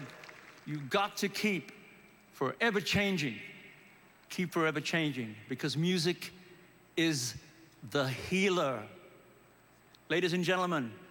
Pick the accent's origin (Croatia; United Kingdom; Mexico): United Kingdom; moved away as an adult; now in California, United States; I was born in the United Kingdom